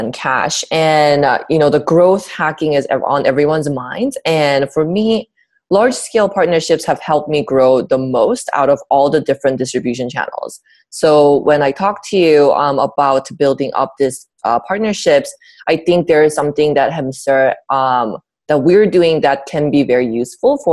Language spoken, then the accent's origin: English; South Korea; now in United States; I was born and raised in South Korea near Busan